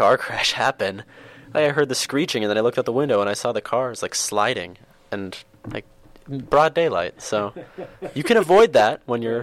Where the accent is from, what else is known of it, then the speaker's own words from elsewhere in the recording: Columbus, Ohio, United States; I'm from Columbus